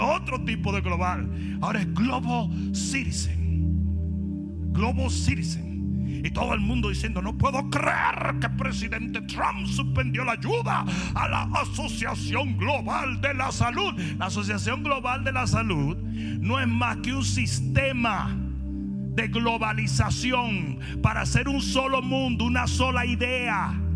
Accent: Dominican Republic; now in United States; en mi país

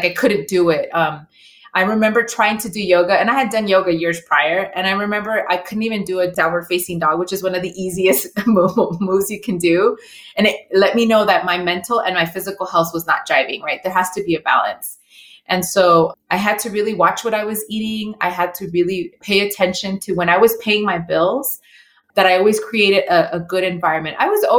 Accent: El Salvador; I'm Latina, you know, I'm from El Salvador

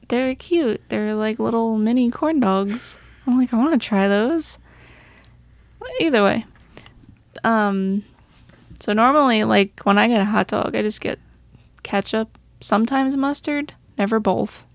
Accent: Long Island, New York, United States; we're from Long Island

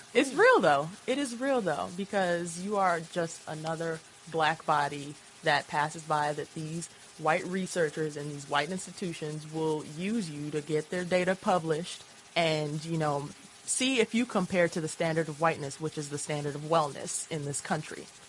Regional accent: Chicago, Illinois, United States; also born or lived in Boston; now in Lawrence, United States

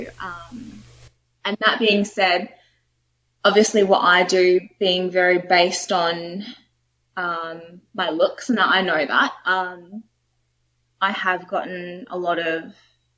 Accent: Australia; as a little kid growing up in Australia, even though I was born here

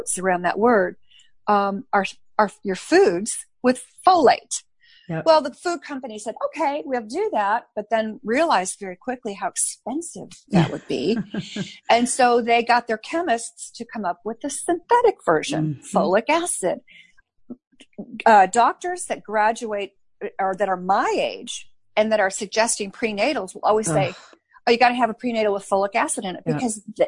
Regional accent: Chicago, Illinois, United States; I grew up in Chicago. I'm Scottish heritage

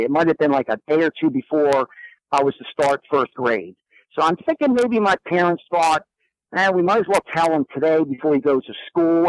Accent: Randallstown, Maryland, United States; also born or lived in Chicago; growing up in the Randallstown area of Baltimore County

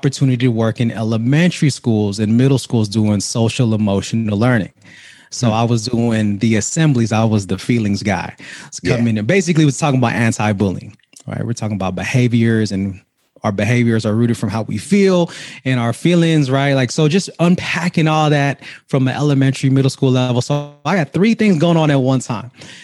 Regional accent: Vallejo, California, United States; born and raised in Vallejo, California, 707

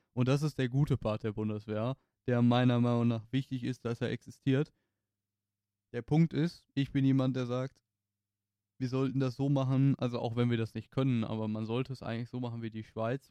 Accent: Germany; mit dem Background, den wir als Deutsche haben

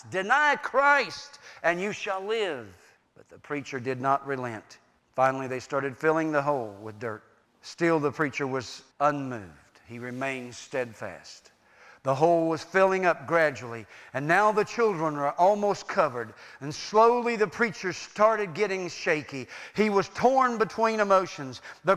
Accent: United States; I was born in America

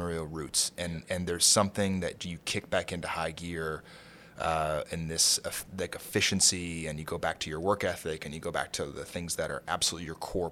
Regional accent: Kentucky, United States; moved away as an adult; also born or lived in San Francisco / Aspen / Santa Fe / Martha's Vineyard; now in New York, United States; I grew up in Kentucky, you know, definitely a blue-collar family

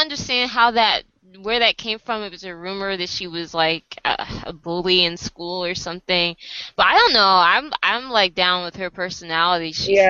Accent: United States; Like, I'm Korean American, and that's it. You know, I'm like, not Korea. I'm not trying to blend in like I'm from Korea.

